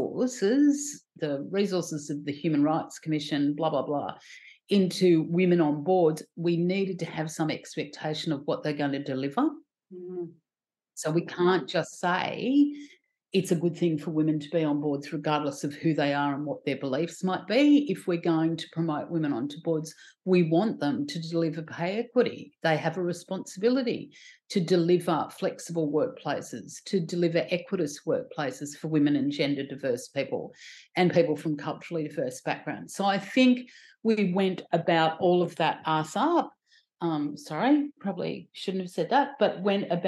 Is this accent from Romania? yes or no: no; Sydney, New South Wales, Australia; I grew up on Dharawal, so down at Cronulla, very privileged to have grown up there on Dharawal